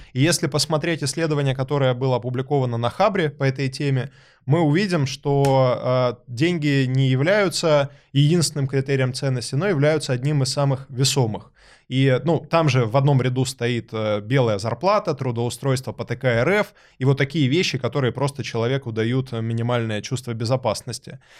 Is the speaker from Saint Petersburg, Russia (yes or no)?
no; Rostov-on-Don, Rostov Oblast, Russia; Я родом из Ростова-на-Дону